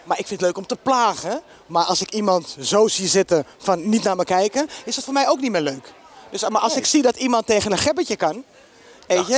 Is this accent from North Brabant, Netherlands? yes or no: no; Amsterdam, North Holland, Netherlands; Ik kom uit de Bijlmer